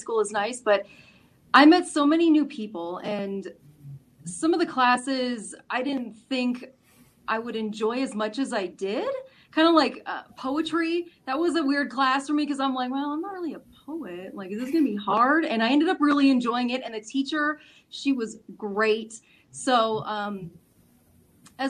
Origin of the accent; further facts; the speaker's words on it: Castle Rock, Colorado, United States; growing up in Castle Rock, everybody just went to the same school